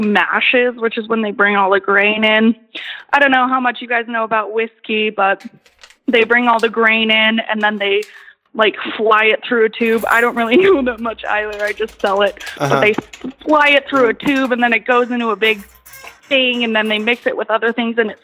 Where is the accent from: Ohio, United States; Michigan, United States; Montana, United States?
Montana, United States; I'm from Montana